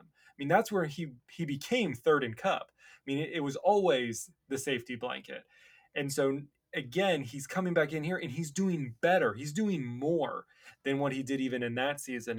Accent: Cincinnati, Ohio, United States; I'm from Cincinnati, my whole family's Bengals fans

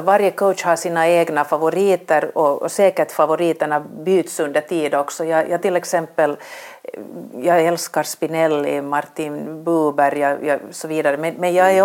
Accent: Vaasa, Ostrobothnia, Finland; moved away as an adult; also born or lived in Helsinki; började på Vasabladet eh, där jag växte upp

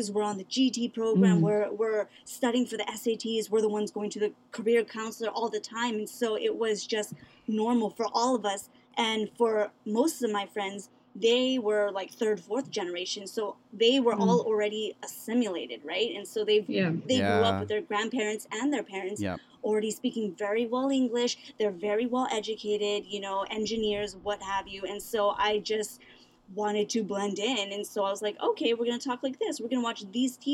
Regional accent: Waipio Gentry, Hawaii, United States; moved away as an adult; I grew up in Waipio Gentry, right? Went to Pearl City High School

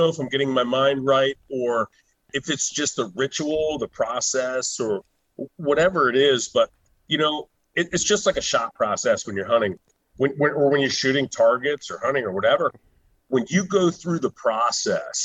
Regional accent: Washington, District of Columbia, United States; I was born and raised in the Washington D.C. area.

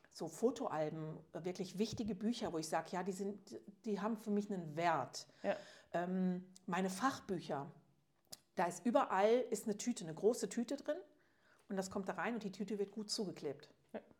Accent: Switzerland; ja, ist ja bei uns in der Schweiz

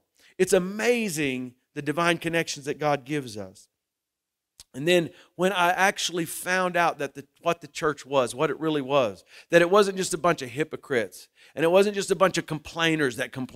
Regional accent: Muskogee, Oklahoma, United States; also born or lived in Shawnee, Oklahoma / Tecumseh, Oklahoma; I grew up in Muskogee, Oklahoma

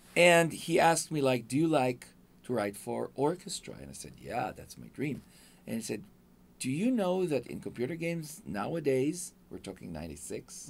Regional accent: Israel; English is a second language; moved away as an adult; now in Los Angeles, United States; I'm from Israel. Yeah. Uh, I came here with my wife

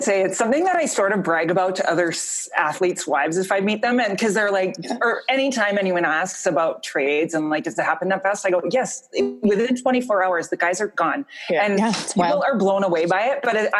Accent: Fort Saskatchewan, Alberta, Canada; moved away; From Fort Saskatchewan, Alberta.

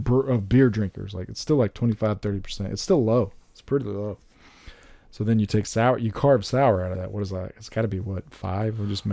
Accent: Texas, United States; also born or lived in California; I was still living in California, and I was visiting my hometown in South Texas.

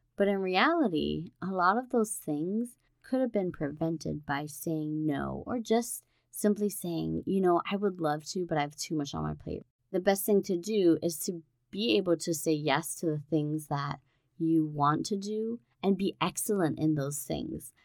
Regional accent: Hawaii, United States; Growing up in Hawaii

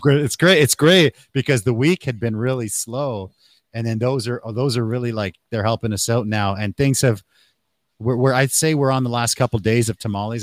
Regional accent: Canada; also born or lived in Mexico (family); now in Taiwan; I was born in Canada, but my family is from Mexico

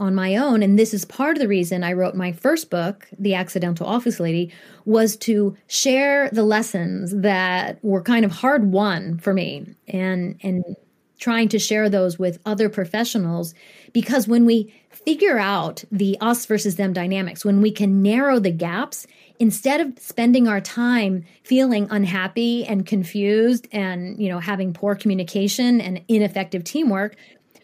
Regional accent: Columbus, Ohio, United States; also born or lived in Japan; I grew up in Columbus, Ohio from the age of two

